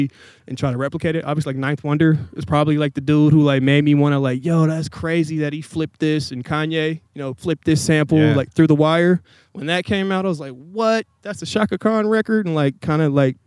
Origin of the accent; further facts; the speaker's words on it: Portland, Oregon, United States; also born or lived in Tacoma, Washington / Tualatin, Oregon; I claim Portland. I was born here. My dad got a job. We moved up to Tacoma in like 98. So I was up there until middle school. Came back here like 03, 04, I believe.